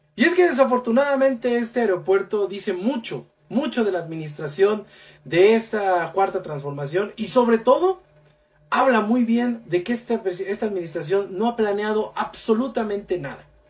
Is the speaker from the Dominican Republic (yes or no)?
no; Mexico; como mexicanos